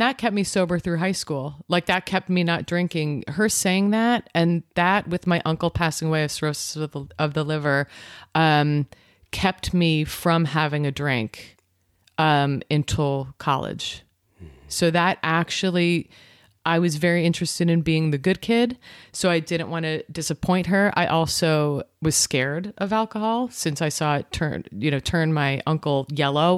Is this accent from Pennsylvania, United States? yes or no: no; New York, United States; born or raised there; moved away